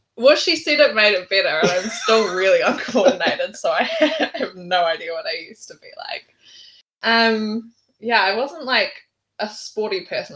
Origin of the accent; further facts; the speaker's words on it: Auckland, New Zealand; also born or lived in England; I was born in England, but very quickly moved back to New Zealand, where my parents were from. They had me while they were on an OE, so not sure that was like super in the plans. But um, yeah, and then I've just lived in Auckland all my life. Grew up on the shore